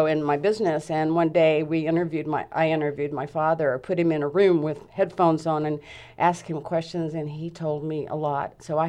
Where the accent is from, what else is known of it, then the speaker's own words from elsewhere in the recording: the South, United States; now in Grants Pass, United States; Because growing up in the South, I grew up in a house that was built in the 1800s.